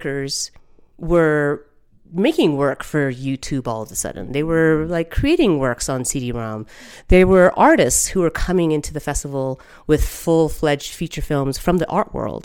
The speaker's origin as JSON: {"language": "English", "town": "Denver", "region": "Colorado", "country": "United States", "tie": "born or raised there", "said": "I grew up in Denver, and I'm half Puerto Rican, half Creole"}